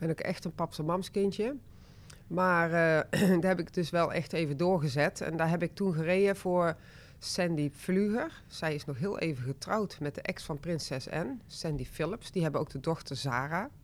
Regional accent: 's-Hertogenbosch, North Brabant, Netherlands; also born or lived in Rosmalen; ik ben eigenlijk een echte Brabander. Ik ben in uh, geboren. En ik heb, daarna hebben wij in Den Bosch gewoond. Ik ben opgegroeid met een zus

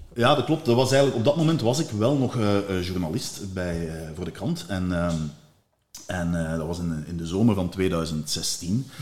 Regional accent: Limburg, Flanders, Belgium; in het Limburgs, waar ik vandaan kom

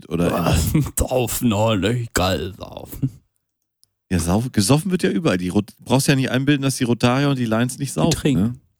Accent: Münster, North Rhine-Westphalia, Germany; born there; Ich bin noch in Münster geboren, Gregor.

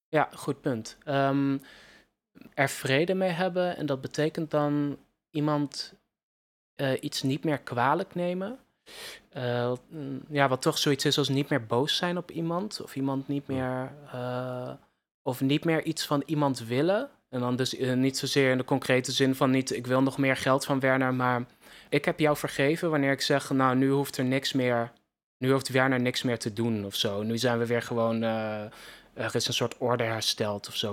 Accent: Netherlands; als Nederlanders

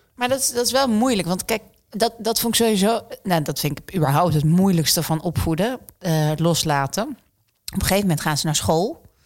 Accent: Netherlands; ik kom uit Nederland

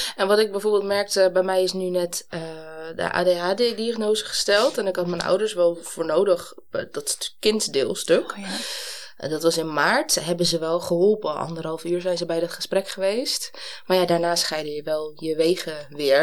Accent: Amsterdam, North Holland, Netherlands; ik ben zelf opgegroeid in Amsterdam-Noord

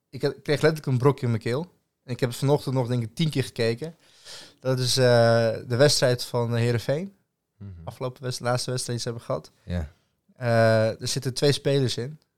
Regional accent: Serbia; Ik zeg, doe je nu of origineel? Nee, origineel. Ik zeg, uit Servië.

